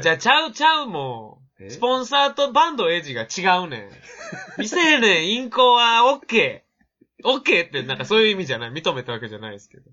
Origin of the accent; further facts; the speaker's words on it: Osaka, Japan; 大阪で生まれてる